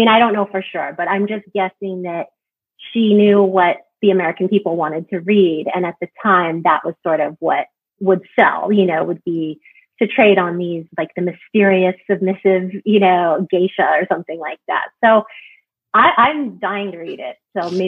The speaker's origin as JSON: {"language": "English", "country": "Ireland", "tie": "born or raised there", "also_born_or_lived": "England", "said": "from growing up in Ireland and living in England, that got passed down to my sister and I."}